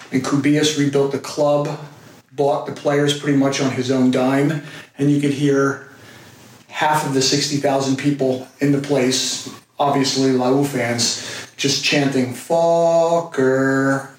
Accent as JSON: {"language": "English", "country": "United States", "tie": "born or raised there", "said": "When you grow up as an American"}